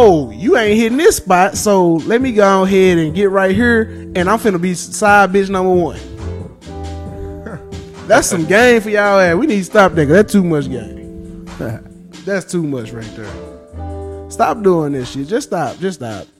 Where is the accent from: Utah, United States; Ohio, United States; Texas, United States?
Texas, United States; Dallas; I'm from Oak Cliff